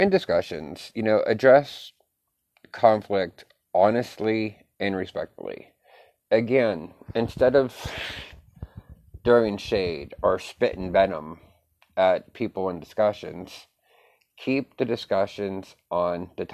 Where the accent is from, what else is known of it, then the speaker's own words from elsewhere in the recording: United States; as an American